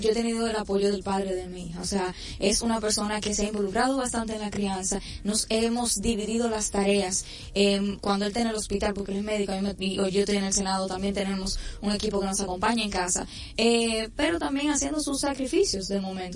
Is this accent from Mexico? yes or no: no; Santiago de los Caballeros, Santiago, Dominican Republic; por Santiago, por mi provincia, mi ciudad corazón